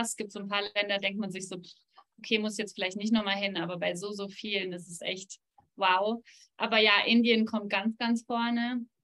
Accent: North Rhine-Westphalia, Germany; now in Switzerland; Äh, in Nordrhein-Westfalen.

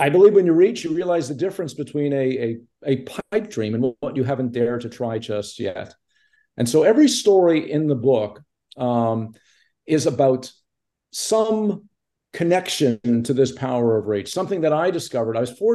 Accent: Montreal, Quebec, Canada; moved away; also born or lived in Toronto; I grew up in Montreal

